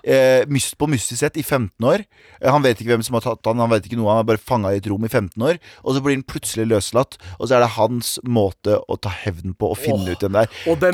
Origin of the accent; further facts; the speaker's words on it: Mysen, Østfold, Norway; now in Oslo, Norway; I Mysen også, der jeg er fra